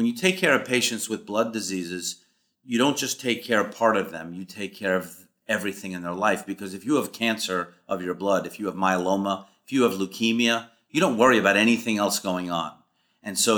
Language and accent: English; New York City, New York, United States; moved away as an adult; also born or lived in Boston, Massachusetts; I grew up in Forest Hills, first generation American